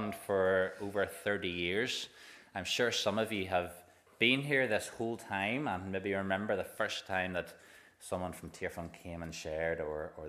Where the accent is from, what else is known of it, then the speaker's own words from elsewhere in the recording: Waringstown, Northern Ireland, United Kingdom; I'm from Waringstown.